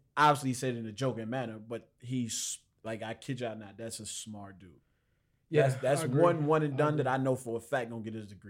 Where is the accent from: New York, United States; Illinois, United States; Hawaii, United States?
Illinois, United States; Chicago; I'm from Chicago.